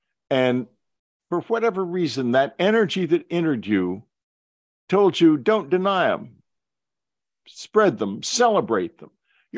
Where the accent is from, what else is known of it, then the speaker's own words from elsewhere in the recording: United States; Even though I'm an American.